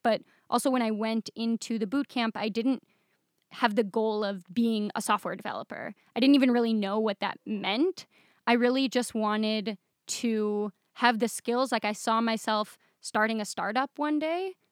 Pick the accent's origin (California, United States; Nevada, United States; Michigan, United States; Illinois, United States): Michigan, United States; moved away as an adult; now in Israel; I grew up in Michigan